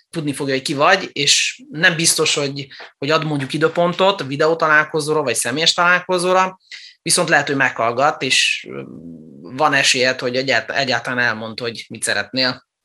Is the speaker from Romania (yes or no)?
yes; Transylvania, Romania; moved away; also born or lived in Germany; Erdélyben születtem, és olyan városban nőttem fel, ahol román óvodába, román iskolába jártam, egészen a hetedik osztályig